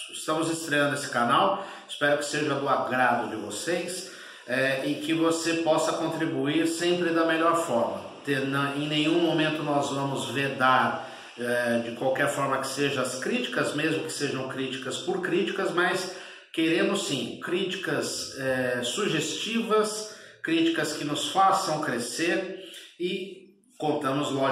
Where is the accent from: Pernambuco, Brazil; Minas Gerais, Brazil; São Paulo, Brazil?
São Paulo, Brazil; moved away as an adult; now in Portugal; tenho 49 anos, sou nascido em São Paulo, no Brasil, estou temporariamente morando aqui em Portugal.